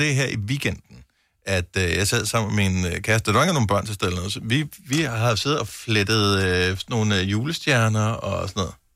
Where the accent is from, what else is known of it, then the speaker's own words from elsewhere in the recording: Funen, Southern Denmark, Denmark; jeg er fra Fyn, så det flager.